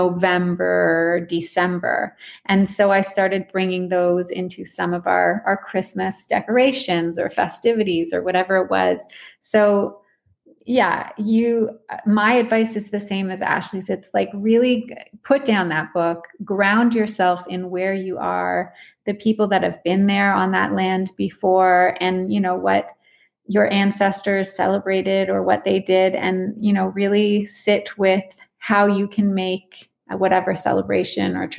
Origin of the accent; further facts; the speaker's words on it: Canada; moved away as an adult; also born or lived in Australia; I'm from Canada originally, and that's where I am now